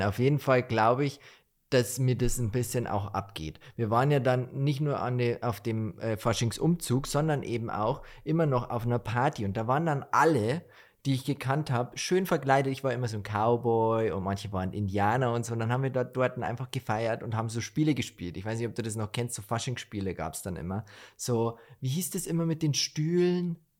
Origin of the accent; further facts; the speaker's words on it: Bavaria, Germany; bei uns in Bayern